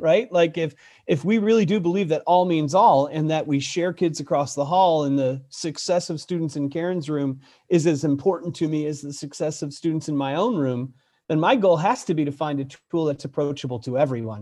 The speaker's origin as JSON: {"language": "English", "town": "Buffalo", "region": "New York", "country": "United States", "tie": "born or raised there", "moved": "yes", "said": "I grew up in Buffalo, New York"}